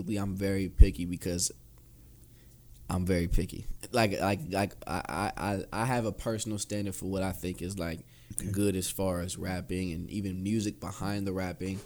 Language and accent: English; Cleveland, Ohio, United States; I'm from Cleveland